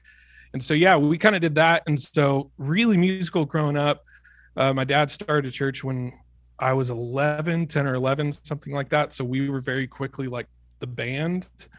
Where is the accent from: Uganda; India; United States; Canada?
United States; Kansas City, Missouri; Yeah. So I'm like mostly from Kansas City. My dad's a pastor, so we moved around a lot.